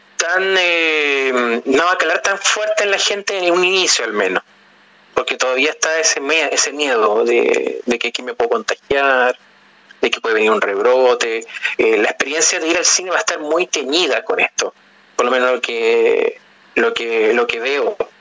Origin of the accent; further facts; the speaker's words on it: Chile; los elementos culturales nuestros como chilenos